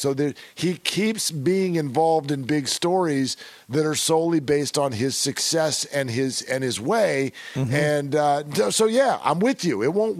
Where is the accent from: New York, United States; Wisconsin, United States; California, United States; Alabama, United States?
California, United States; As a Californian, I can't even watch something that looks that cold, no matter if it's painted on or not.